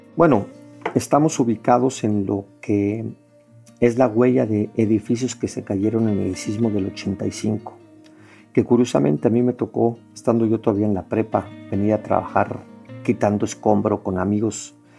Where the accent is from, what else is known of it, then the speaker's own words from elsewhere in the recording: Mexico City, Mexico; yo soy originario de la Ciudad de México, aquí en una zona que se llama Roma Condesa, en el corazón de, la ciudad, en la alcaldía Cuauhtémoc. Pues crecí aquí en este eh, esta zona